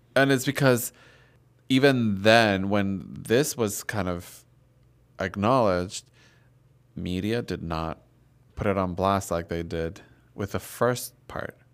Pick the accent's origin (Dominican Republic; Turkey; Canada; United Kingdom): Dominican Republic; I grew up in Dominican Republic, Catholic country